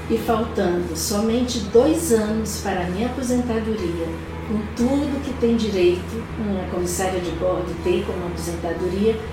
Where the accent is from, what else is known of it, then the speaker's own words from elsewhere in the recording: Fortaleza, Ceará, Brazil; moved away as an adult; also born or lived in São Paulo; now in Brasília, Brazil; eu nasci em São Paulo. Meu pai era piloto é, de uma empresa da VASP e com 5 anos eu fui para Fortaleza e fiquei lá até meus 20 anos. Então, com esse sotaque, eu sou de Fortaleza, mas natural de São Paulo.